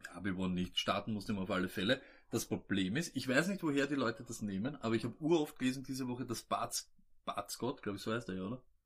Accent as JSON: {"language": "German", "region": "Vienna", "country": "Austria", "said": "wir sind keine Österreicher, wir sind Wiener"}